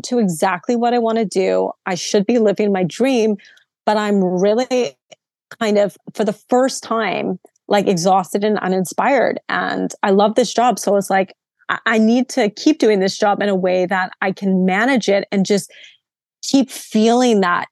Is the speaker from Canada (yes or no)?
yes; Vancouver, British Columbia, Canada; moved away; I'm from Vancouver, very kind of hippie